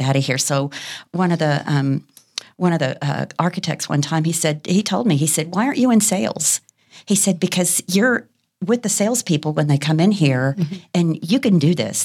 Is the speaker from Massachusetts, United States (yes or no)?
no; Fort Worth, Texas, United States; I was born and raised here in Fort Worth, Texas